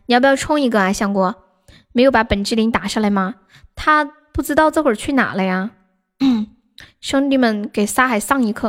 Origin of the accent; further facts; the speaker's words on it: China; 我也是重庆的，我是重庆南充的。